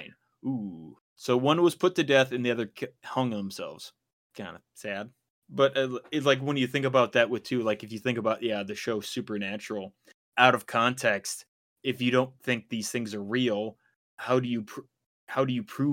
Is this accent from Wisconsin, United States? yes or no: yes; Wisconsin, United States; we're from Wisconsin